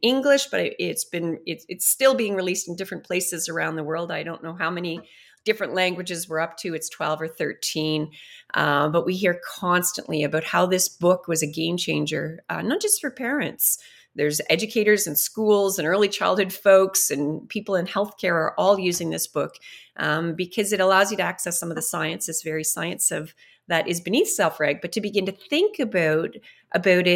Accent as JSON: {"language": "English", "country": "Canada", "said": "as Canadians"}